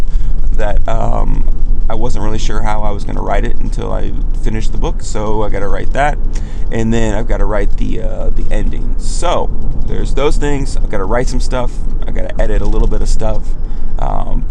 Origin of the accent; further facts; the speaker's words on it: the South, United States; accent: southern; my southern accent comes a little bit thicker than other times